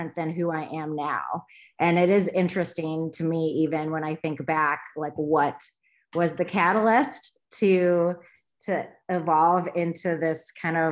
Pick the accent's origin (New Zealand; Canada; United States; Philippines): United States; Michigan; I grew up in Michigan, basically moved all around after college, finally ended up back in Michigan